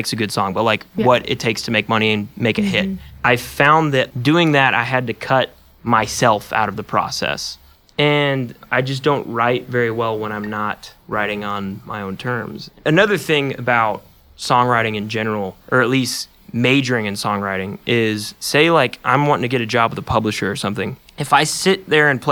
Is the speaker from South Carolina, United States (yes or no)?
no; Chattanooga, Tennessee, United States; also born or lived in Orlando, Florida; I moved to Chattanooga when I was probably 7 or 8 years old. I was in second grade, and I've lived here ever since